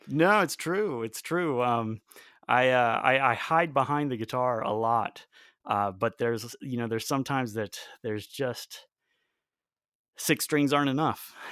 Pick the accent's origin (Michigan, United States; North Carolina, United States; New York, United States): North Carolina, United States; Raleigh; also born or lived in Belém, Brazil; I grew up in North Carolina, in Raleigh, North Carolina, which is, uh, where I live now